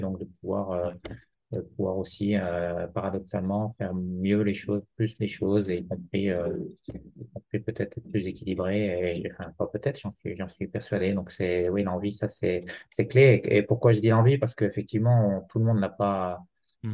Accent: Jura, Bourgogne-Franche-Comté, France; en tant que jurassien

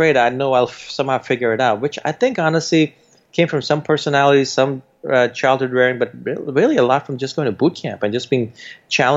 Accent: New York City, New York, United States; also born or lived in India; We didn't grow up in an Indian community. We grew up in Jamaica, Queens, where all the rappers came from.

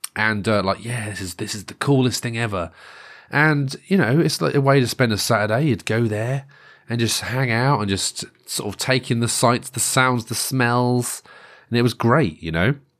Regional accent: Great Yarmouth, East of England, United Kingdom; moved away; I grew up near Great Yarmouth.

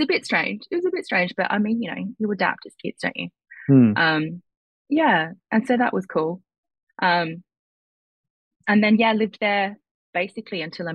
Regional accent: Perth, Western Australia, Australia; I was born in Australia, in Perth

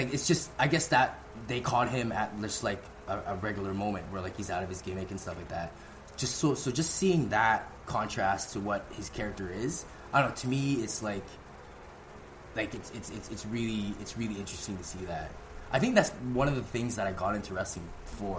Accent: Vancouver, British Columbia, Canada; I come from the West Coast of Vancouver.

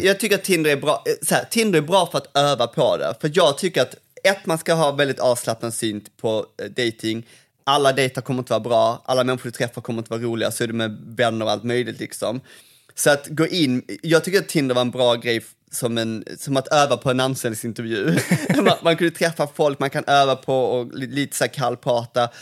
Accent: Malmö, Skåne, Sweden; moved away; här växte jag upp

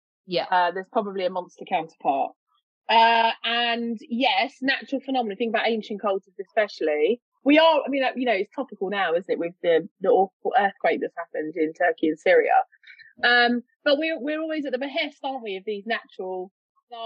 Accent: London, United Kingdom; accent: East London; moved away; I don't live in London anymore, but the accent is from East London. It's from Walthamstow

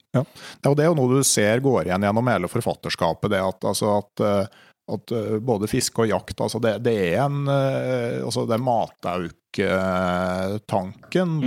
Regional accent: Gausdal, Innlandet, Norway; Hjemme i Gausdal

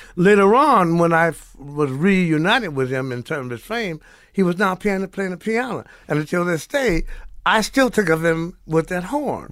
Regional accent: New Orleans, Louisiana, United States; moved away; also born or lived in Morgan City, Louisiana; Born, born, born in New Orleans, raised in New Orleans in Morgan City, Luther Island

